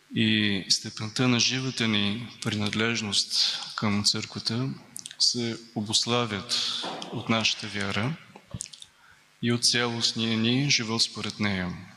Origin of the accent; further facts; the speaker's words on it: Bulgaria; сме българи